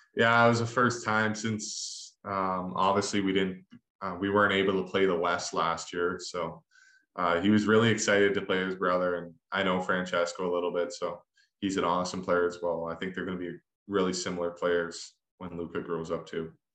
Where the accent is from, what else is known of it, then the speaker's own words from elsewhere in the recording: Canada; growing up in Canada